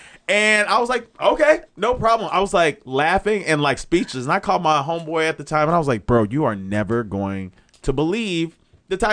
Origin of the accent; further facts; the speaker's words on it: Chicago, Illinois, United States; also born or lived in Memphis; now in Los Angeles, United States; I'm from Chicago